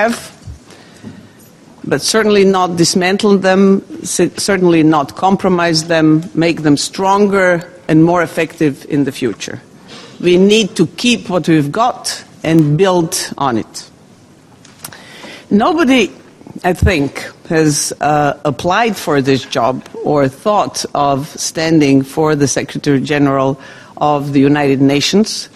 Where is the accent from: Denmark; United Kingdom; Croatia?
Croatia; I come from Croatia, a country in southeastern part of Europe.